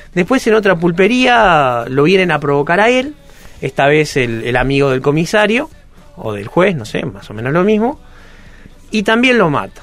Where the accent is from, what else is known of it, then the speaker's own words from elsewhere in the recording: Uruguay; yo que soy un uruguayo blanco de mediana edad, de origen judío